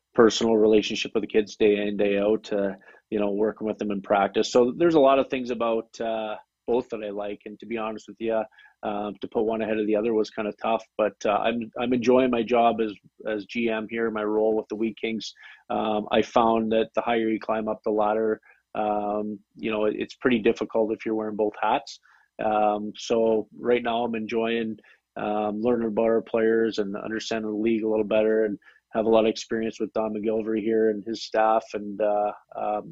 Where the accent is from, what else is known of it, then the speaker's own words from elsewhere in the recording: Canada; homegrown, Canadian through and through